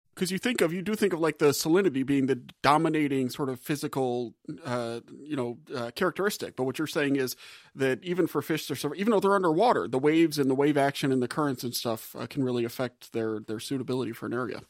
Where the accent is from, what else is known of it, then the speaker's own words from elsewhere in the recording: Gulf South, United States; I'm from the Gulf South